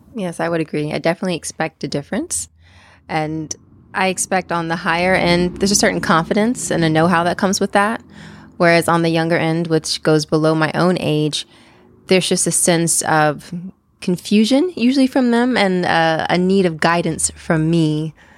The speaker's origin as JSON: {"language": "English", "region": "East Coast", "country": "United States", "moved": "yes", "said": "I'm originally from the East Coast."}